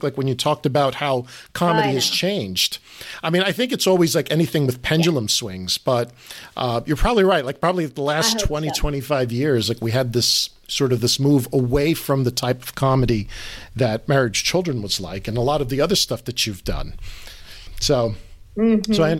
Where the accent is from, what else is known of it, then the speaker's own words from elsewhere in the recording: New York City, New York, United States; I grew up in New York City